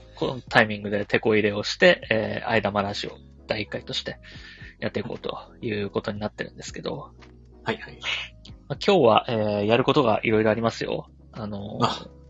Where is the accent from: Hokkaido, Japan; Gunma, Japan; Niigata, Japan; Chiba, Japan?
Chiba, Japan; Urayasu; 僕は、えー、千葉県浦安市出 身なんで